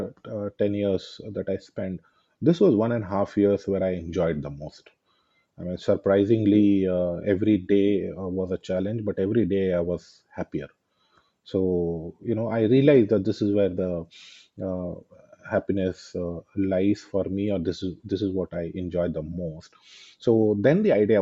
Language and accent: English; West Bengal, India; moved away; also born or lived in Dhanbad, Jharkhand; I was born in Bengal.